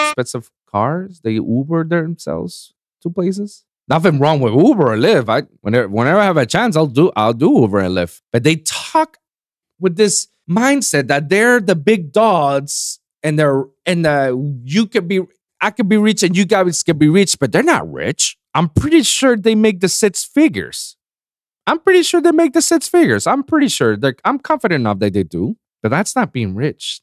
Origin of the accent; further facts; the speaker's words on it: Puerto Rico; now in United States; I never experienced racism in, in my country, in my, in my hometown, in my island